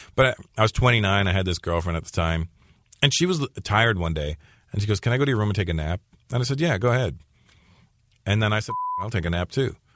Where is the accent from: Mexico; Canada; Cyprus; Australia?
Canada; growing up in Canada as a minority, and specifically being an Indian kid